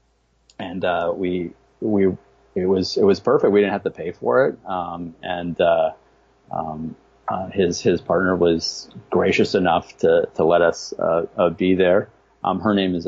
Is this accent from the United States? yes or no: yes; Wisconsin, United States; moved away; Wisconsin, my hometown